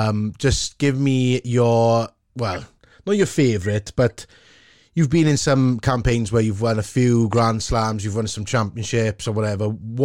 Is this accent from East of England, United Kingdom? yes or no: no; Welsh, Wales, United Kingdom; We're all Welsh.